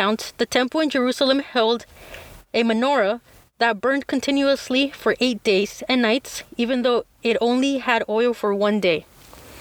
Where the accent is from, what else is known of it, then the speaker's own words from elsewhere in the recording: Mexico; I was born in Mexico, spend most of my life here